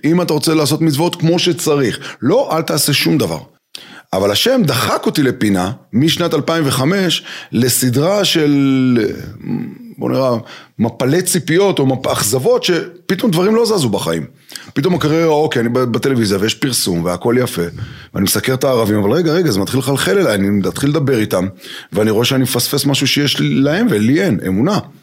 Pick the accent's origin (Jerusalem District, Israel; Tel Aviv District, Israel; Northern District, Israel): Jerusalem District, Israel; Jerusalem; גדלתי בירושלים